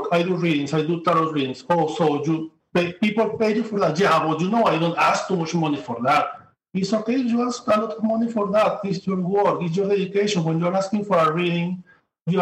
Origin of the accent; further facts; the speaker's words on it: Venezuela; moved away as an adult; now in New York, United States; I come from Venezuela. I'm living now in New York, but I work in Amazon, Venezuela. I have 6 years living here.